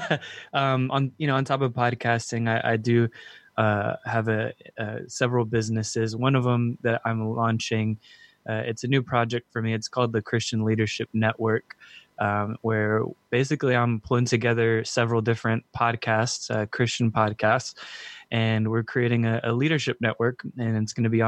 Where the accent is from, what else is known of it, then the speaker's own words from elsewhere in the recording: San Antonio, Texas, United States; I'm from San Antonio, Texas, born and raised